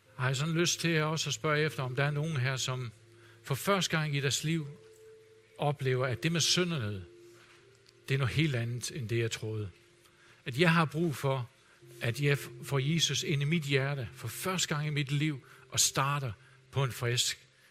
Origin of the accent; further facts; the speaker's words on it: Denmark; som danskere